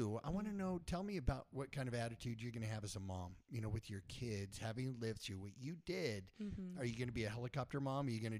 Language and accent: English; Wyoming, United States; I grew up in Wyoming